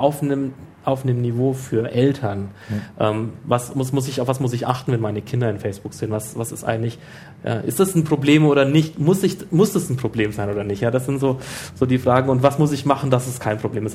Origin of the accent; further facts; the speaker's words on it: Nuremberg, Bavaria, Germany; als Nürnberger